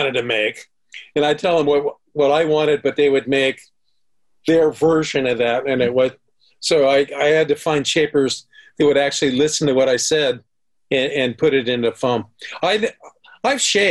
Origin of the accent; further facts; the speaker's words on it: Huntington Beach, California, United States; moved away as an adult; also born or lived in San Clemente, United States; now in Mexico; My high school, Huntington Beach